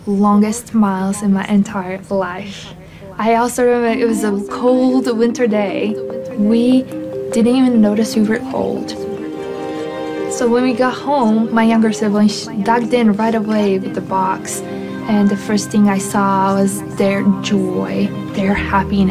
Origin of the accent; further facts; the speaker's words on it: Latvia; I'm from Latvia.